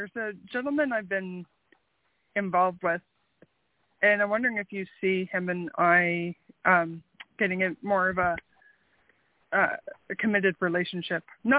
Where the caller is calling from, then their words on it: Canada; Donna, I'm calling from Canada.